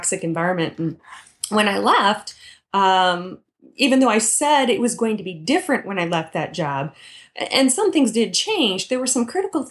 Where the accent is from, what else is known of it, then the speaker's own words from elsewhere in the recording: Midwest, United States; I grew up in the Midwest